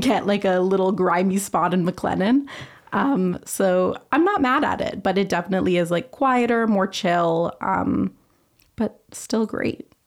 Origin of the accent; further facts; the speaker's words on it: Vancouver, British Columbia, Canada; moved away as an adult; now in Montreal, Canada; I'm from Vancouver, British Columbia.